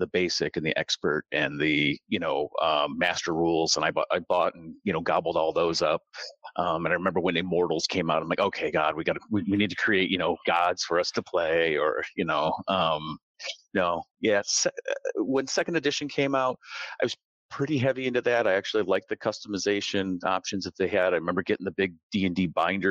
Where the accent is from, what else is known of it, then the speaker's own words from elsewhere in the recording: Michigan, United States; I grew up in Michigan